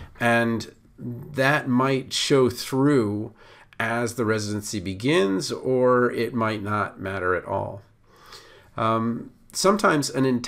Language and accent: English; Baltimore, Maryland, United States; okay, I came from Baltimore, so that might not be as much of an issue for me